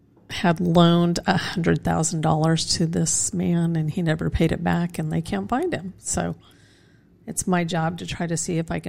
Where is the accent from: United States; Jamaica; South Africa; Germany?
United States; Casper, Wyoming; now in Edmond, United States; I was born in Raised in Casper.